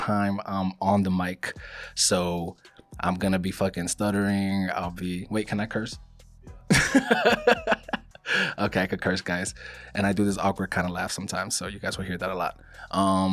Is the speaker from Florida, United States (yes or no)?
yes; Miami, Florida, United States; also born or lived in Queens, New York / Colombia (ancestry); I was born in New York, actually. I was born in Queens. My mom is from Colombia. My dad is as well. And I was raised in Miami.